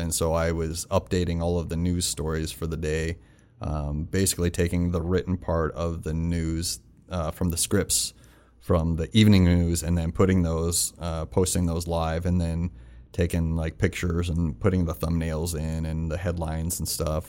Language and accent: English; Rapid City, South Dakota, United States; also born or lived in Florida; I'm from Rapid